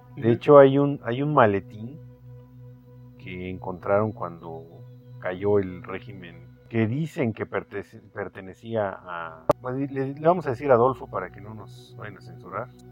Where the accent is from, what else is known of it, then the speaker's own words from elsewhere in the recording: Mexico; nosotros los mexicanos